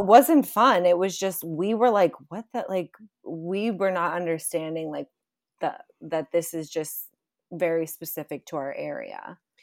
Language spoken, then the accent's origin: English; Boston, Massachusetts, United States; moved away; I'm from Boston, Massachusetts